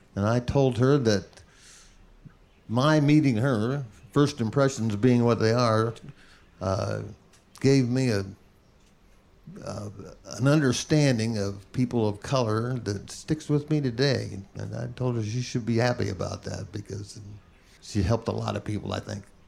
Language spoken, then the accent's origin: English; Indianapolis, Indiana, United States; I was born and raised in Indianapolis